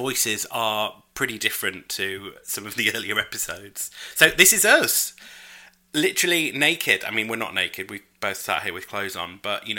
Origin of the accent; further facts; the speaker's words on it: United Kingdom; I'm British.